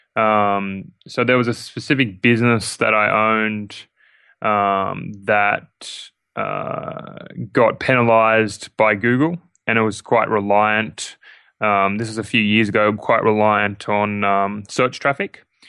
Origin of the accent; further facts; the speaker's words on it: Sydney, New South Wales, Australia; I'm Australian. Uh, I'm born, uh, born and raised in Sydney, Australia.